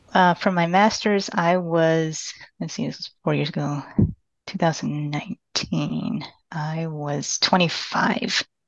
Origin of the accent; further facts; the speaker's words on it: Austin, Texas, United States; also born or lived in Panama City, Panama / San Marcos, Texas; I'm from Panama City, Panama, but I was raised in Austin, Texas